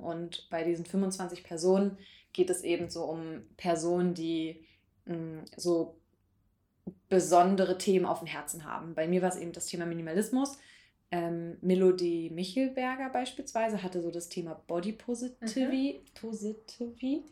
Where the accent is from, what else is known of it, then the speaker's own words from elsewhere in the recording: Berlin, Germany; moved away; ich komme ja ursprünglich aus Berlin und meine Eltern wohnen eben in der Nähe von Tegel